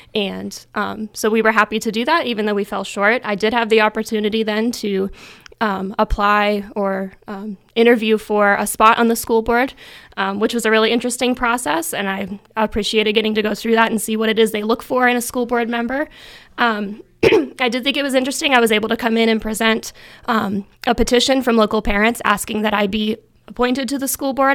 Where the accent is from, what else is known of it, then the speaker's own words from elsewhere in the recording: DuBois, Pennsylvania, United States; also born or lived in Virginia; I grew up in Du Bois my whole life